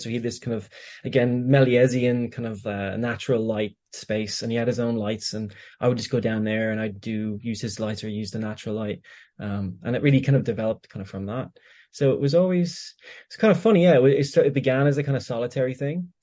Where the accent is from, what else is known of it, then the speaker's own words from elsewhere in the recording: Greystones, Leinster, Ireland; when I grew up in Greystones